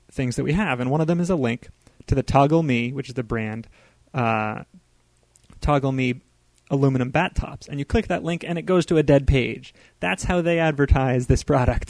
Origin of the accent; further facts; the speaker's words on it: United States; we grew up with in America